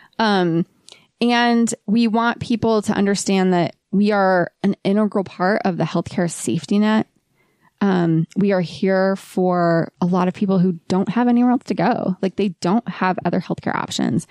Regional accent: Ohio, United States; moved away as an adult; now in Utah, United States; I grew up in Ohio in the trees and the woods

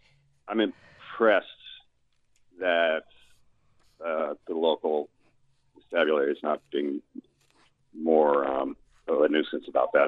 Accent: Norfolk, Virginia, United States; moved away; I'm from Norfolk, Virginia.

